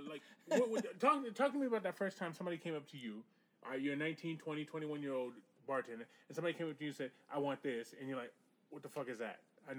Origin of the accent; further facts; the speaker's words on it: Northeast, United States; so I'm from the Northeast.